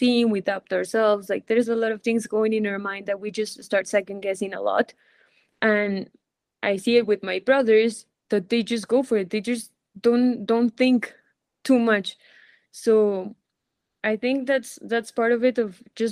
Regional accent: Colombia; also born or lived in Spain; here in my home country

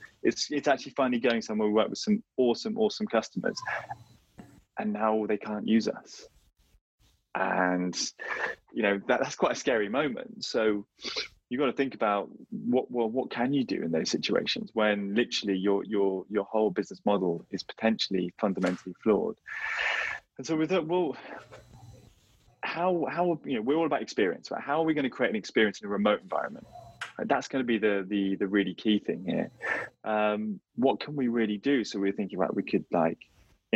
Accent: London, United Kingdom; where I live, I'm from London

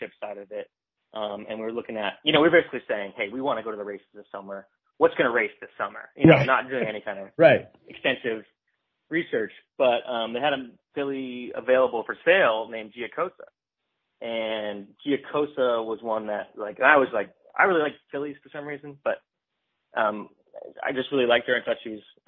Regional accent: close to Saratoga, New York, United States; I grew up in New York, close to Saratoga.

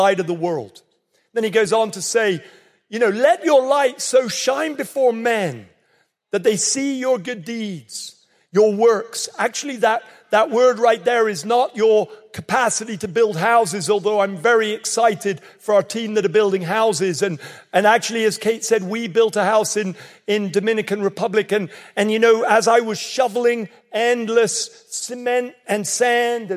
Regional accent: England, United Kingdom; accent: English; now in North Carolina, United States; I might sound English

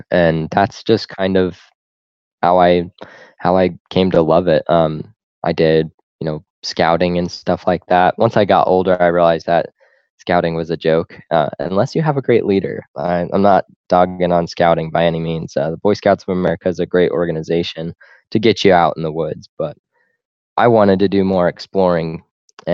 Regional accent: Corvallis, Montana, United States; also born or lived in Utah; there's a place called Corvallis, not Corvallis, Oregon, like most people confuse it, but it's just a tiny little podunk town, and that's where I grew up

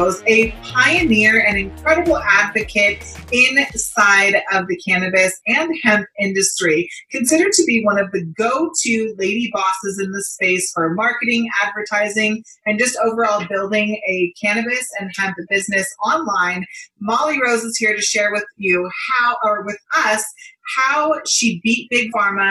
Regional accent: California, United States; moved away; I'm originally from California too

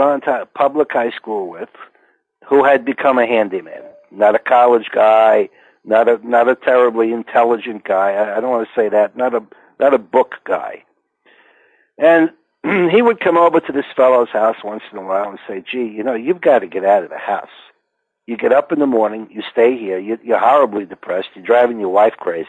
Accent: Englewood, New Jersey, United States; I grew up in Englewood, New Jersey.

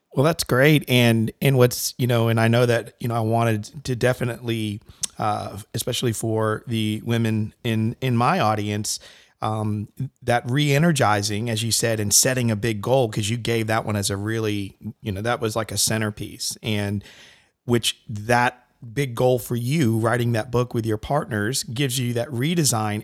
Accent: Connecticut, United States; I grew up in Connecticut

